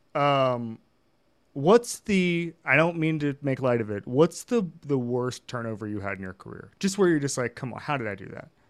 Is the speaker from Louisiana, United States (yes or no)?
no; Florida, United States; I grew up in Florida